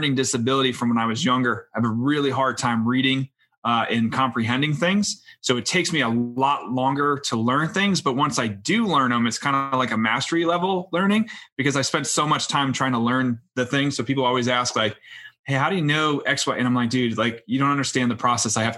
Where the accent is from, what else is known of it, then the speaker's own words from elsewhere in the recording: Scranton, Pennsylvania, United States; But I'm from Scranton, Pennsylvania. So I live in a small town, Dunmore, which is up in the northeast corner.